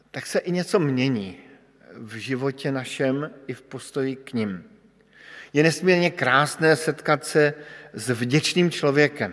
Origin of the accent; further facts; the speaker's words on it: Bohemia, Czechia; jsem přišel z Čech, což jste asi všichni pochopili podle českého jazyka